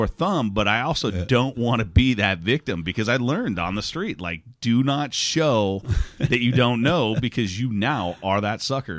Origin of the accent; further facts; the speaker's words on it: Texas, United States; Because I'm from Texas. I'm not from the East End of London.